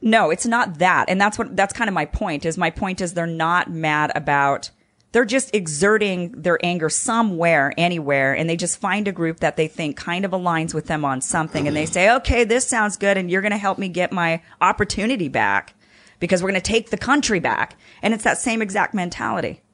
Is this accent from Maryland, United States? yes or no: no; Idaho, United States; now in Los Angeles, United States; I'm from Idaho